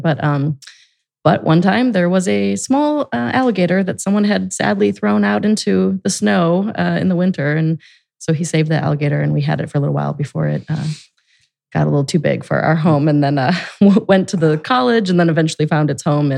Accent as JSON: {"language": "English", "town": "Gurnee", "region": "Illinois", "country": "United States", "tie": "born or raised there", "also_born_or_lived": "Grayslake, Illinois", "moved": "as an adult", "lives_now": "Columbus, United States", "said": "I grew up in Grays Lake and Gurnee, Illinois, northern suburbs of Chicago."}